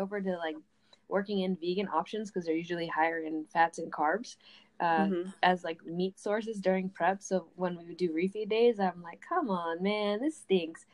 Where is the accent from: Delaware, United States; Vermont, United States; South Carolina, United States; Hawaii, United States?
Vermont, United States; moved away as an adult; now in Tampa, United States; I just moved to Tampa, Florida, but I'm originally from Vermont.